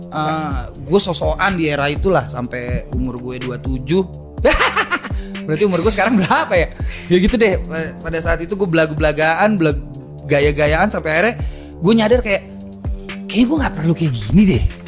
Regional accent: Jakarta, Indonesia; gue akhirnya balik lagi ke kampung halaman

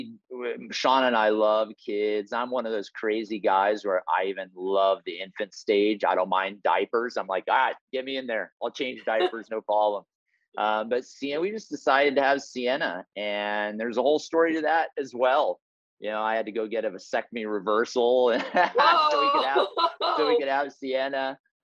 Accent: Papua New Guinea; born there; I was born in Papua New Guinea. We'll talk a little bit about that. My parents were Wycliffe Bible translators there.

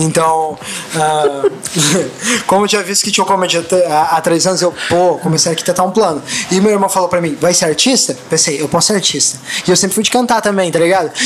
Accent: Guaporé, Rio Grande do Sul, Brazil; moved away; also born or lived in Canoas / Florianópolis; eu nasci em Guaporé

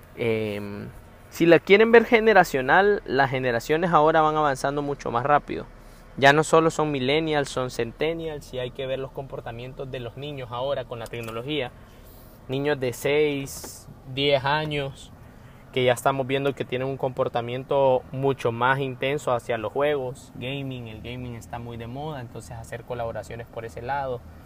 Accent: Honduras; soy hondureño, eh, centroamericano

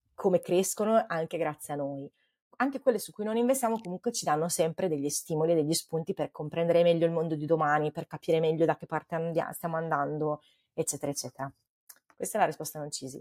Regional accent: Forlì, Emilia-Romagna, Italy; moved away as an adult; also born or lived in Bologna; now in Menlo Park, United States; io sono di Forlì

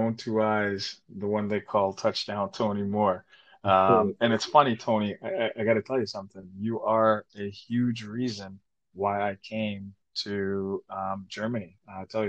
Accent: Toronto, Ontario, Canada; accent: Jamaican patois; moved away; grew up in Canada, grew up in Toronto

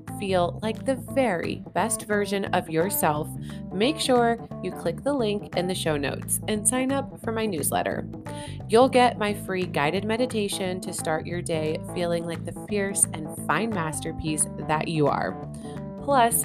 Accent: Greensburg, Pennsylvania, United States; now in California, United States; my hometown of Greensburg, Pennsylvania

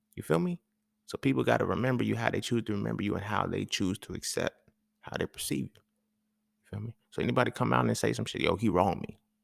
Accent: California, United States; moved away; when I grew up in California

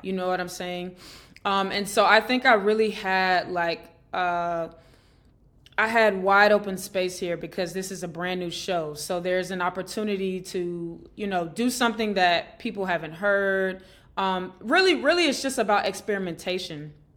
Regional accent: Atlanta, Georgia, United States; I grew up in Atlanta, Georgia

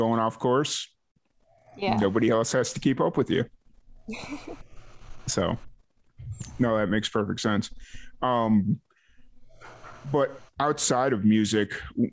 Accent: Chicagoland area, Illinois, United States; I grew up in the Midwest

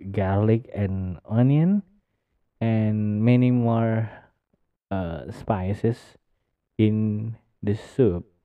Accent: Medan, North Sumatra, Indonesia; Medan is my hometown Medan is my hometown city

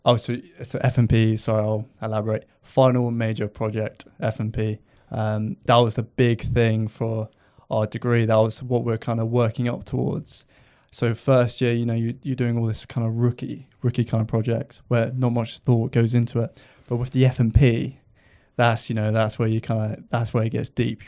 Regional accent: Lymington, South East England, United Kingdom; I'm from Lymington, so not too far, but I commute from Lymington to Southampton

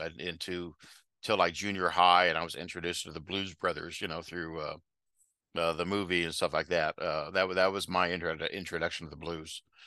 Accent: Xenia, Ohio, United States; also born or lived in Germany; I grew up in Xenia, graduated in '82 uh, from Xenia High School.

